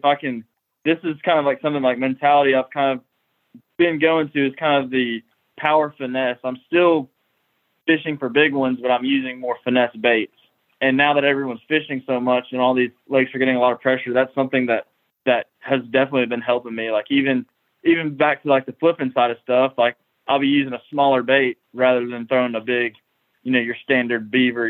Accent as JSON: {"language": "English", "area": "Lake Martin", "region": "Alabama", "country": "United States", "tie": "born or raised there", "said": "growing up on Lake Martin"}